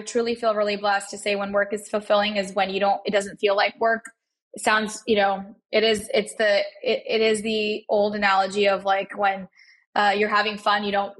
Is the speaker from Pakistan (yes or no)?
yes; Pakistan; And here I am as like a Pakistani, you know, 30-year-old, I'm 35 now, but 30-year-old mother of two and building a SaaS tech company.